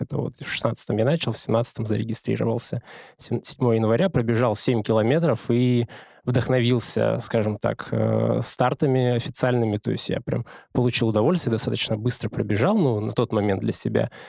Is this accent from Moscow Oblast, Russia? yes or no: no; Omsk, Omsk Oblast, Russia; moved away as an adult; now in Moscow, Russia; У нас хорошая хоккейная команда в Омске